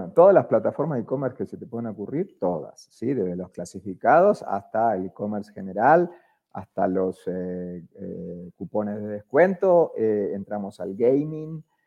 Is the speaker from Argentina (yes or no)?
yes; Argentina; accent: Argentine; moved away as an adult; now in Colombia; yo soy argentino, si no se, nota por, mi acento